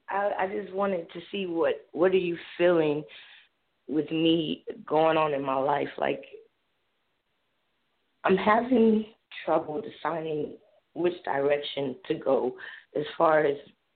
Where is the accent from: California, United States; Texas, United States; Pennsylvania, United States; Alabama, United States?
California, United States; now in Norman, Oklahoma, United States; I'm originally from California.